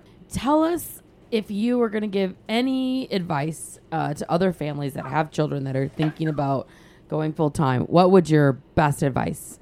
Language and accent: English; Michigan, United States; now in South Carolina, United States; I grew up in Michigan, and then I've lived in South Carolina for almost 30 years